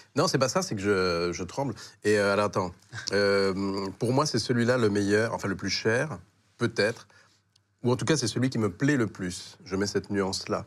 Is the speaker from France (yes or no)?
yes; Paris, Île-de-France, France; je, suis né à Paris 15e